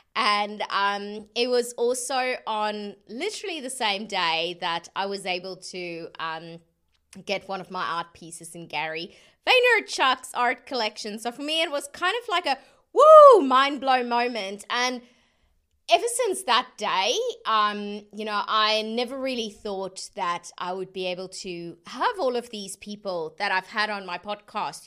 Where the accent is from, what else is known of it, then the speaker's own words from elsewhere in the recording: South Africa; being South African